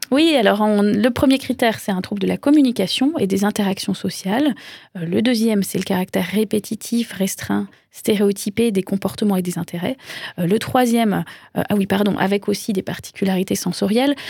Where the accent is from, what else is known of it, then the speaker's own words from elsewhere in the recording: France; chez nous en France